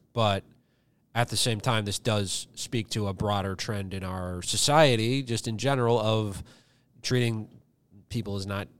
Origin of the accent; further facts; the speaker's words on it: Virginia, United States; where I grew up in Virginia.